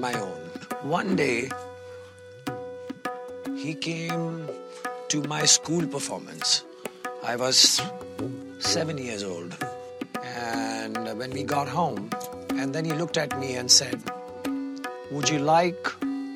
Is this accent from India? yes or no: yes; India; I am from India, representing the age-old tradition of North Indian classical music.